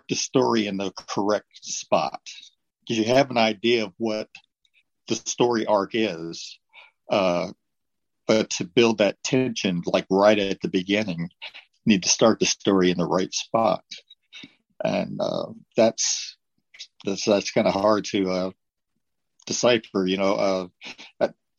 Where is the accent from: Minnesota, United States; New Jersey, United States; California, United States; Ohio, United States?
Ohio, United States; I grew up in Ohio